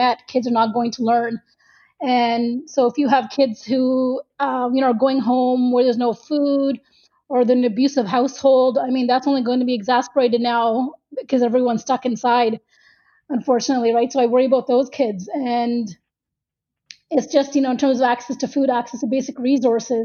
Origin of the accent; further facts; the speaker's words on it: Toronto, Ontario, Canada; I'm from Toronto, and I'm also an educator